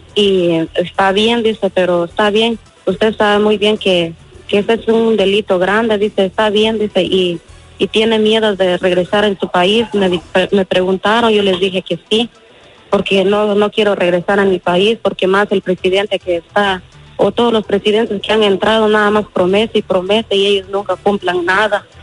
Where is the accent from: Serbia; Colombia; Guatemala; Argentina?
Guatemala; moved away; yo soy de Guatemala